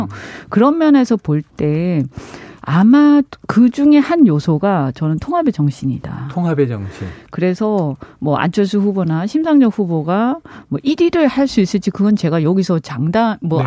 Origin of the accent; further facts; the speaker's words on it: Busan, South Korea; also born or lived in Gyeonggi Province; now in Gyeonggi, South Korea; 저희 친정이 부산인데